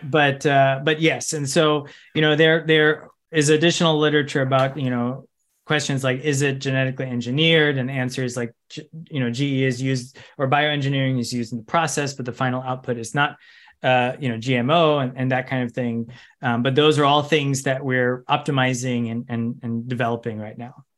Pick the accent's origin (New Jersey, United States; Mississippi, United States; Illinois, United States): Illinois, United States; Chicago suburbs; I grew up in Chica, in the Chicago suburbs